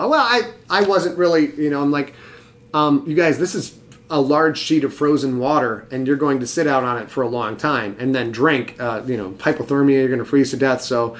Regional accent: Cheboygan, Michigan, United States; I grew up in Sheboygan, Michigan. Sheboygan, Michigan, and we had one movie theater, I think we had three stoplights.

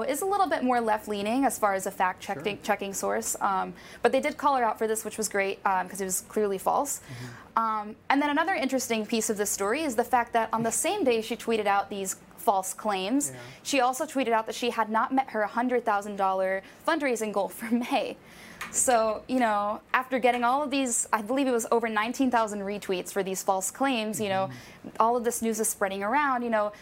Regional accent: Pennsylvania, United States; born or raised there; moved away

